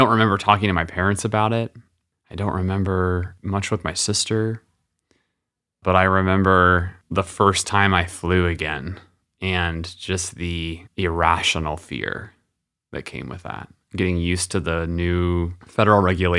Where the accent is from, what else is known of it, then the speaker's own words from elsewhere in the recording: California, United States; I grew up in California, so I'm on the West Coast